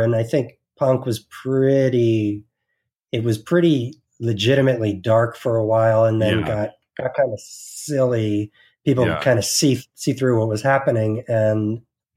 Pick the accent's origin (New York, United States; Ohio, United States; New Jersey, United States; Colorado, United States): New Jersey, United States; growing up in New Jersey, we were sort of in the epicenter